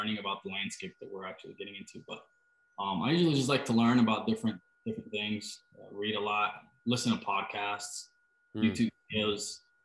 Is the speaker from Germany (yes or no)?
yes; Germany; moved away as an adult; also born or lived in Costa Rica / Orlando, Florida / Utah; now in United States; I was born in Costa Rica, and then when I was 7, I moved to Germany, and I was there till I was 19